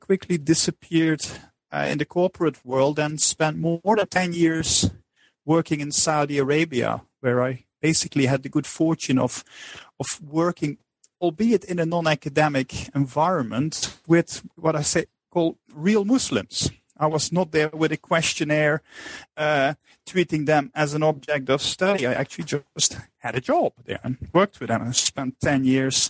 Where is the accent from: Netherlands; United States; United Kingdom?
Netherlands; moved away as an adult; I'm originally from the Netherlands